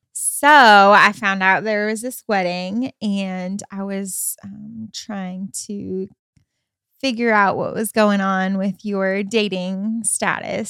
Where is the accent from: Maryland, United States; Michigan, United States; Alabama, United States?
Michigan, United States; moved away as an adult; I come from Michigan, and so, um, I lived in Michigan, um, pretty much from fourth grade all the way up until I graduated high school